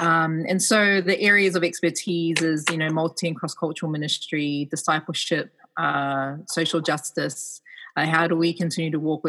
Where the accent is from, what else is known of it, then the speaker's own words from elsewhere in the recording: New Zealand; accent: New Zealand; also born or lived in Manly, Australia; now in Australia; So I was born in Manly. So I am truly a Manly girl. Like Manly's my home, even though I don't live on the northern beaches right now. But from the age of 5, I grew up in New Zealand.